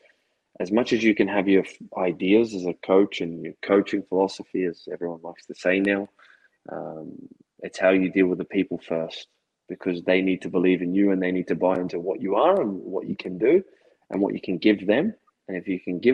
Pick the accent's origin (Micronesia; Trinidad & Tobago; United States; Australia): Australia; also born or lived in Scotland